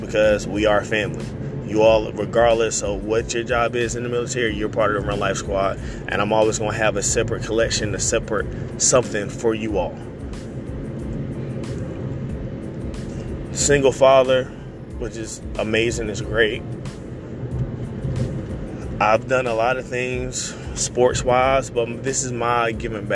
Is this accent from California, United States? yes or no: no; Raleigh, North Carolina, United States; I'm from Raleigh, North Carolina.